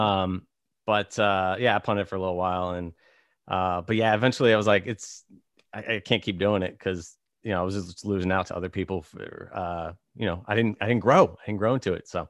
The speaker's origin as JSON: {"language": "English", "region": "Virginia", "country": "United States", "tie": "born or raised there", "moved": "yes", "lives_now": "Los Angeles, United States", "said": "I grew up in Virginia"}